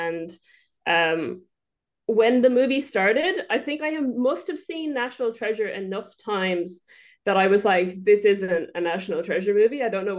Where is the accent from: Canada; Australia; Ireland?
Ireland; now in New Zealand; I am from Ireland, but I live in New Zealand.